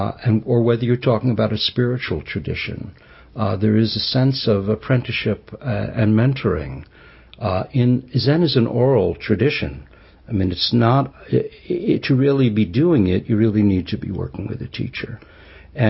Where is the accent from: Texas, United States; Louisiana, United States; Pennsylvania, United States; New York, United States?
New York, United States; New York City; I grew up Jewish in New York City